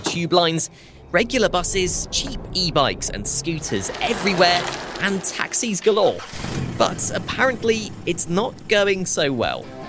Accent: London, United Kingdom; we Londoners

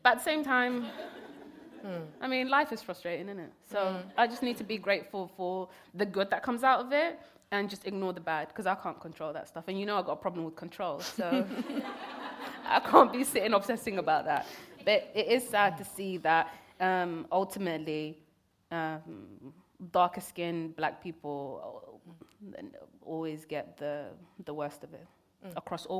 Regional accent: Kenya; born there; I was born in Kenya. I never even got to even step foot in Somalia at that point.

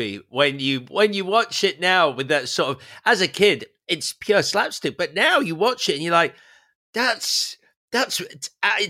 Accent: United Kingdom

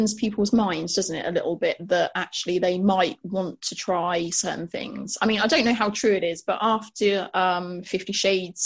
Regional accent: United Kingdom; we're British

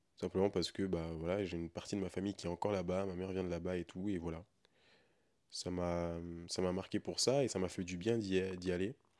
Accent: France; je suis un Français, un Européen, qui est né et a grandi en Europe

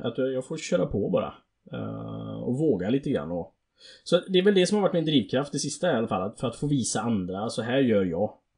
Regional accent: Alingsås, Västra Götaland, Sweden; accent: Alingsås English; sin egna Alingsås-engelska

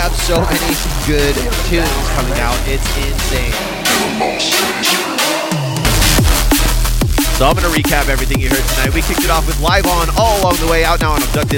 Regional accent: Orlando, Florida, United States; moved away; my hometown homies

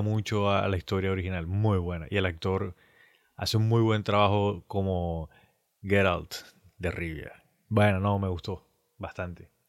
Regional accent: Colombia; nosotros somos colombianos

